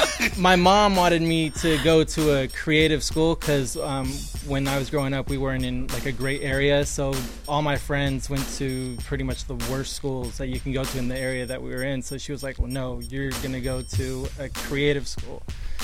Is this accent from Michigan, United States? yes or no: no; San Diego, California, United States; also born or lived in Palm Springs; I'm originally from San Diego, but my dad's in the military, so we relocated to Palm Springs.